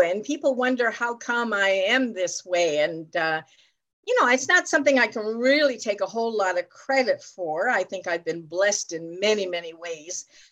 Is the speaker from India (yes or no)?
no; Ontario, Canada; I'm from Ontario, Canada